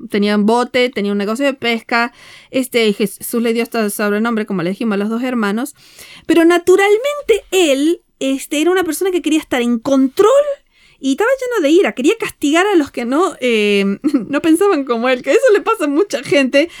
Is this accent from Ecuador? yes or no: no; Argentina; moved away; venimos de Argentina